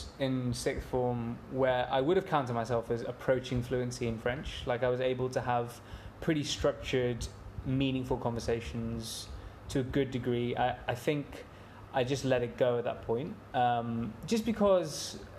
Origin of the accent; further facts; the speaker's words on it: England, United Kingdom; I've grown up playing and watching cricket in England.